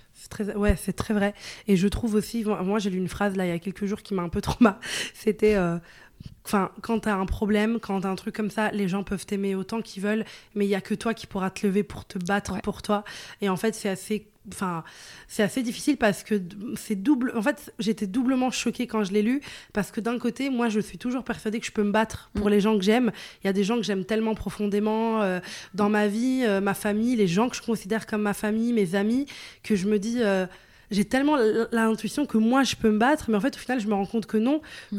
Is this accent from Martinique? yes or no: no; northern Italy, Italy; French is a second language; also born or lived in Venice; now in Paris, France; je viens d'Italie, tu vois, dans le nord, et c'était pas une très grande ville. Après, j'étais à Venise, mais de base, j'étais dans une toute petite ville